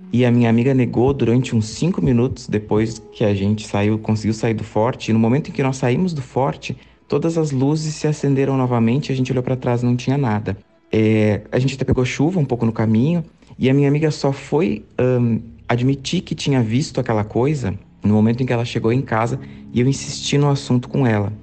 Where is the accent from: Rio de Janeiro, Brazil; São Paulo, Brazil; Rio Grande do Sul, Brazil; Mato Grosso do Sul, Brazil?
Rio Grande do Sul, Brazil; interior of; morava na época numa cidade pequena do interior do Rio Grande do Sul, é, é minha cidade natal